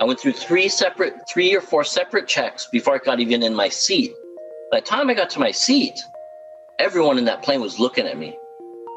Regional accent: Los Angeles, California, United States; maybe I'm not from the Midwest, but LA.

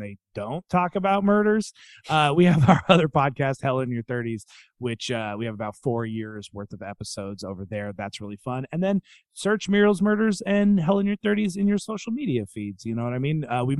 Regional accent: Seattle, Washington, United States; We're both from Seattle.

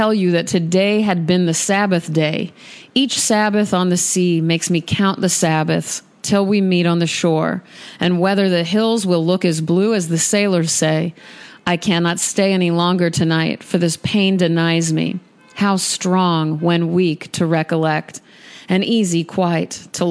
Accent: Nebraska, United States; now in Los Angeles, United States; I'm a person from Nebraska.

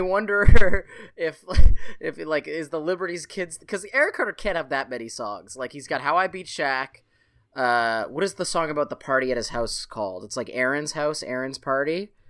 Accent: Canada; as a Canadian

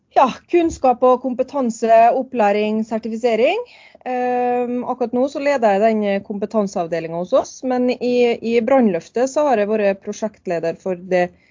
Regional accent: Nordmøre, Møre og Romsdal, Norway; moved away as an adult; now in Oslo, Norway

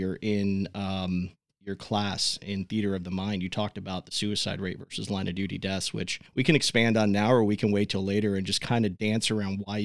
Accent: Joggers Run, Palm Beach County, Florida, United States; I grew up in Joggers Run.

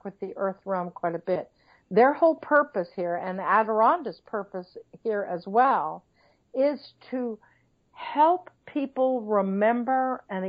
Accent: Missouri, United States; I'm from Missouri

